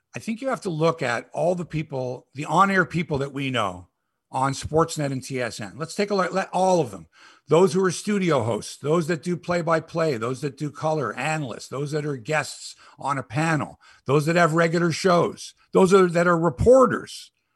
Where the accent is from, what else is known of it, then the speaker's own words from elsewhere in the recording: Toronto, Ontario, Canada; I'm from Toronto